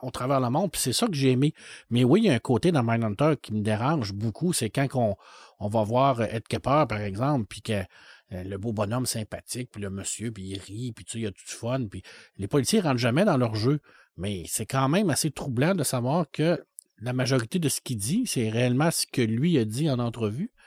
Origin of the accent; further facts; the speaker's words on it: Saguenay, Quebec, Canada; quand j'étais jeune, au Saguenay